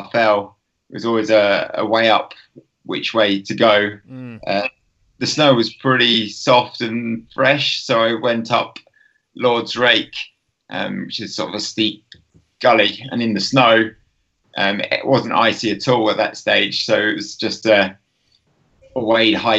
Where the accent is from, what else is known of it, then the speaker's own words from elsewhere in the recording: Tring, East of England, United Kingdom; moved away as an adult; now in Lake District, United Kingdom; I grew up in Tring